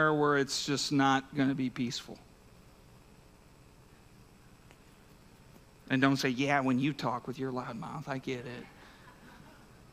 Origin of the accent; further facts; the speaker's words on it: United States; I grew up in Warren County. I've been here basically my whole life outside of some military stuff